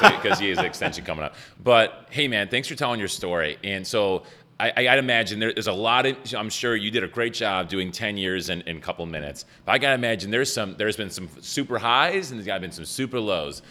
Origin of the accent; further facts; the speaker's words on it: Buffalo, New York, United States; I'm from Buffalo and I spoke English well